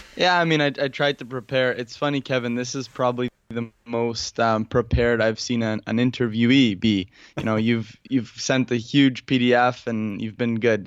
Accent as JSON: {"language": "English", "town": "Toronto", "region": "Ontario", "country": "Canada", "said": "I'm from Toronto"}